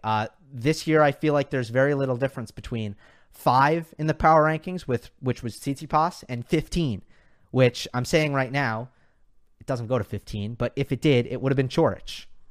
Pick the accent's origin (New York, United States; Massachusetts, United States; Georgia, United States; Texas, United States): New York, United States; I'm a New Yorker